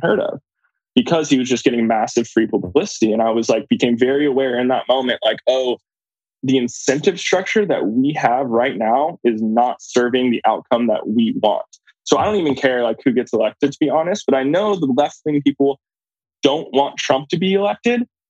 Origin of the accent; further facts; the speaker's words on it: California, United States; moved away; also born or lived in New York / Indiana; I grew up in Kauai, California